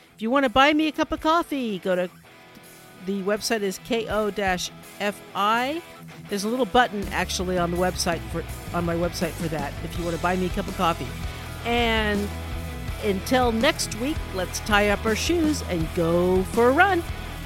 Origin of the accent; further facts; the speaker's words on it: California, United States; I am a Californian